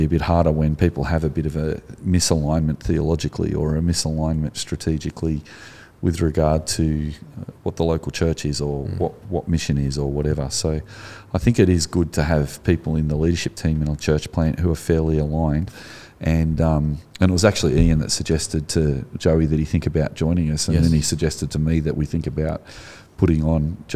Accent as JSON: {"language": "English", "country": "Australia", "said": "you've got an accent as an Australian"}